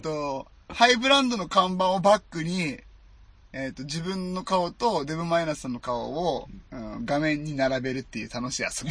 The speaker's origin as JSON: {"language": "Japanese", "region": "Nagasaki", "country": "Japan", "tie": "born or raised there"}